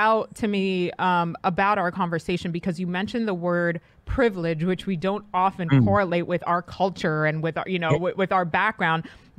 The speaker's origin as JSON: {"language": "English", "region": "New York", "country": "United States", "tie": "born or raised there", "also_born_or_lived": "Santo Domingo, Dominican Republic", "first_language": "Spanish", "second_language": "English"}